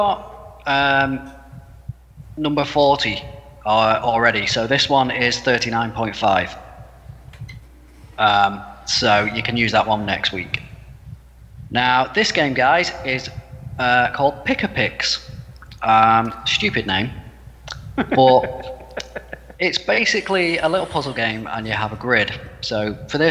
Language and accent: English; United Kingdom; I'm British.